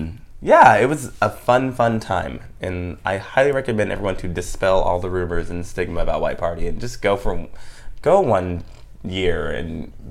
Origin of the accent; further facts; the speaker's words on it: Palm Springs, California, United States; and I'm actually from Palm Springs, kind of.